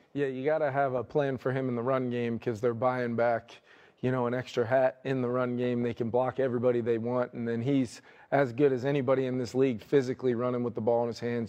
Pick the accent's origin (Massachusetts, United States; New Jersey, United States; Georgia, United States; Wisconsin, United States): New Jersey, United States; growing up in New Jersey